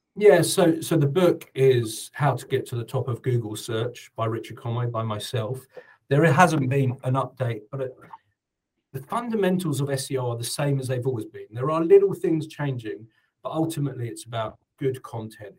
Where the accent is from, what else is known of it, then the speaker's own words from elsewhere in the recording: United Kingdom; moved away as an adult; now in New Zealand; I'm British